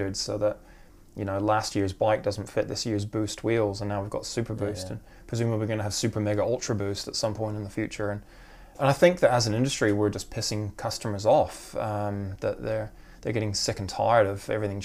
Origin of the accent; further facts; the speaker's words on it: Vancouver Island, British Columbia, Canada; moved away as an adult; also born or lived in South of England; now in Wellington, New Zealand; I was born in Vancouver and grew up on Vancouver Island